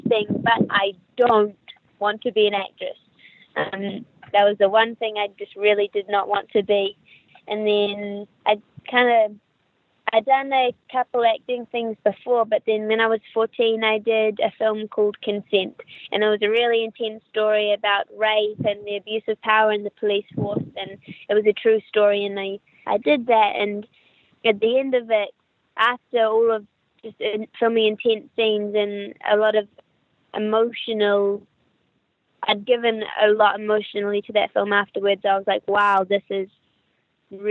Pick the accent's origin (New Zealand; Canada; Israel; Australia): New Zealand; accent: New Zealander; also born or lived in Wellington; you can probably hear from my accent that I'm a New Zealander. I'm from New Zealand. I live in Wellington, which is the capital.